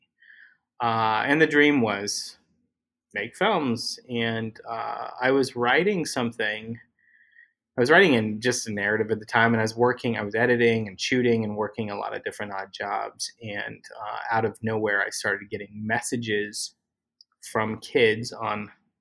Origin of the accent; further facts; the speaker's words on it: Utah, United States; moved away as an adult; now in Los Angeles, United States; I grew up in Utah.